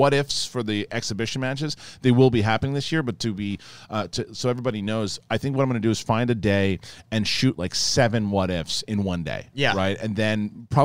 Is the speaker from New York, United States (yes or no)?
yes; New York, United States; I grew up in New York